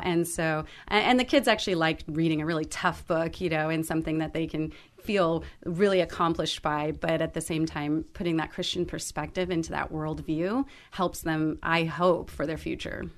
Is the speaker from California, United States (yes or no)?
yes; Alhambra, California, United States; have been born and raised in Alhambra, and uh, then went on to Alhambra High School